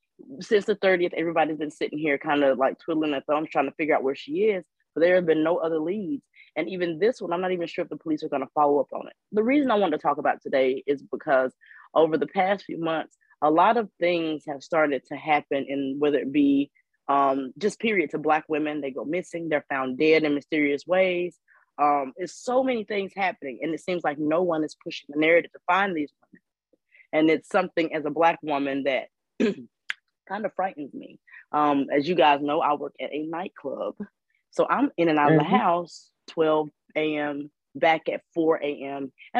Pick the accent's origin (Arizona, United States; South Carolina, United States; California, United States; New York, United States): South Carolina, United States; Greenville; I'm from Greenville, South Carolina